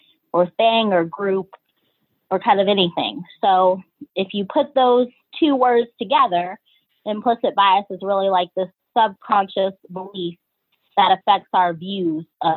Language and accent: English; Georgia, United States; also born or lived in Cleveland, Ohio; now in Philadelphia, United States; I'm originally from Georgia